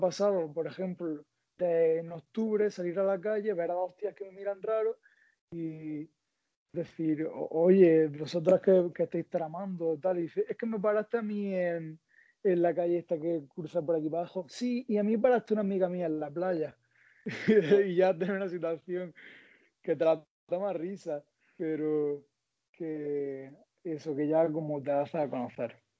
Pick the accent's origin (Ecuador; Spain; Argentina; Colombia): Spain; Almería, Andalusia; soy de Almería